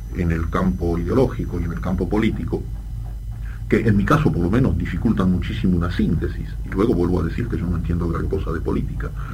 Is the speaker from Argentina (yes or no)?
yes; Argentina; born or raised there; accent: French accent; first language French; Spanish is a second language; also born or lived in Brussels, Belgium